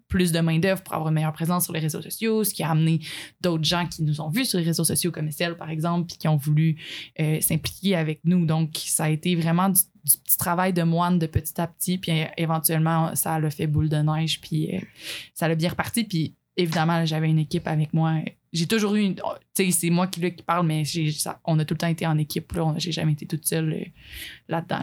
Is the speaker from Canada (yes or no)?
yes; Abitibi, Quebec, Canada; moi, en fait, j'ai été élevée en Abitibi